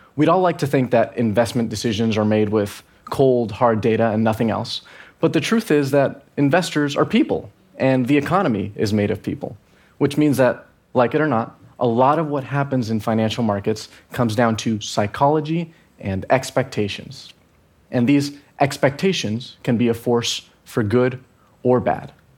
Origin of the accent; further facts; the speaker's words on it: Venezuela; I'm from Venezuela